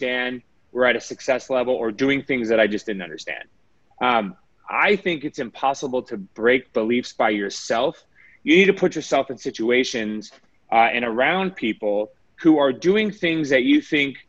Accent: Las Vegas, Nevada, United States; I was born and raised in Vegas

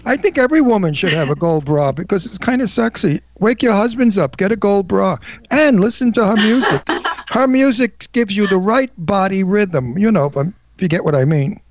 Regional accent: New York, United States; now in Palm Springs, United States; New York is real. You know, we tell it like it is. We're active, we're tough, we're wild, we're funny, but we are New Yorkers

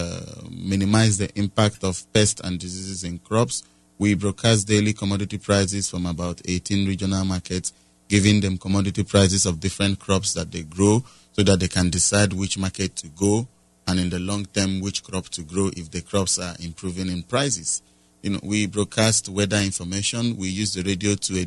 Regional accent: Nigeria; I'm from Nigeria.

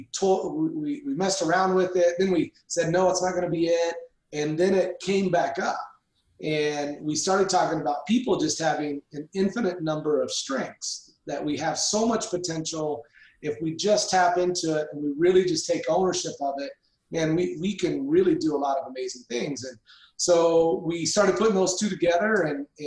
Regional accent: Southern Indiana, United States; moved away as an adult; also born or lived in Arizona; now in Boise, United States; I grew up in Southern Indiana

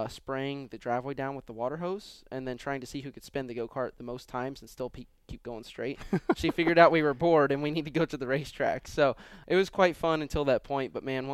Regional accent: Louisville, Kentucky, United States; Yeah, growing up it was.

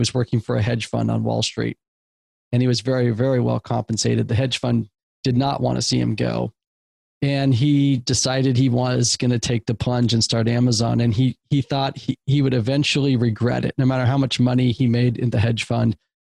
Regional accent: West Coast, United States; I'm from the West Coast.

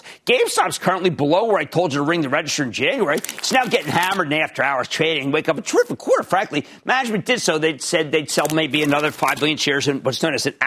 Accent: Philadelphia, Pennsylvania, United States; I'm from Philadelphia

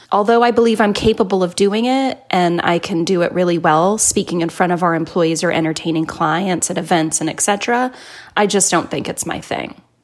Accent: Brazil; I'm from Brazil

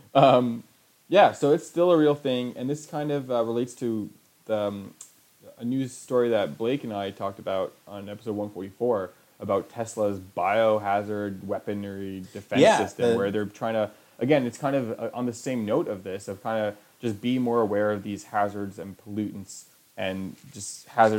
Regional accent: Canada; I'm Canadian.

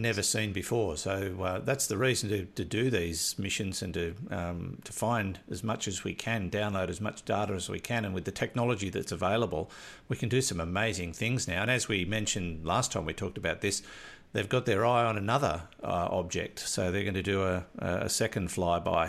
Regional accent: Maitland, New South Wales, Australia; also born or lived in Newcastle, New South Wales; I grew up in Maitland

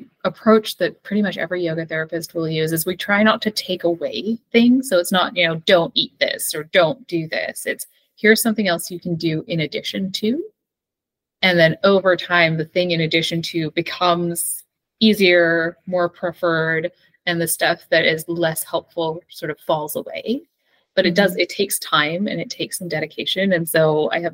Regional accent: Canada; I am Canadian

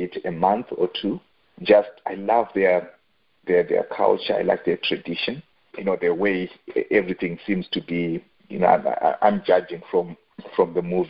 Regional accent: Zimbabwe; I grew up in Zimbabwe. I spent a fair bit of time in Zimbabwe.

